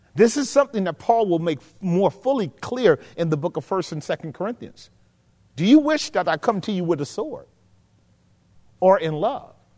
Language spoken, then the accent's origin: English; the South, United States; growing up in the South